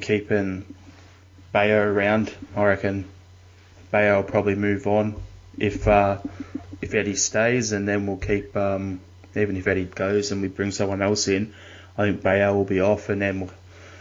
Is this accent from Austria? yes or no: no; Australia; as an Australian